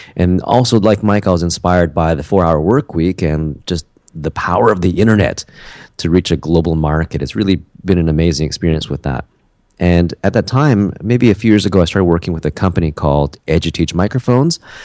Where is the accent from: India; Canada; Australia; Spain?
Canada; also born or lived in South Korea; a Canadian guy who lives in Vancouver